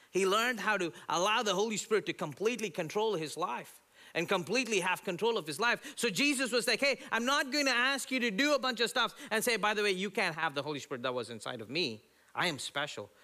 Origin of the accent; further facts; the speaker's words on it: India; now in United States; growing up in India